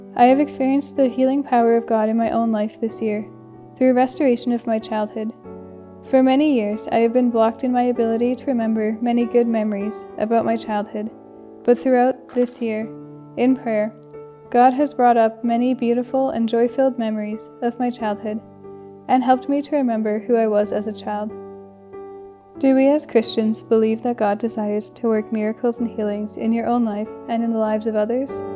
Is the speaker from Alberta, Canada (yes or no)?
yes; Calgary, Alberta, Canada; moved away; from Calgary, Alberta, and I'm a second year student at St. Therese.